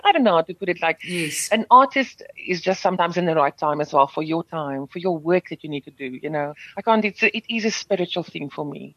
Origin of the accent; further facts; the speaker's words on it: South Africa; first language Afrikaans; English is a second language; I'm grateful that I've been afforded to sing in my mother tongue and to still speak in my mother tongue in this country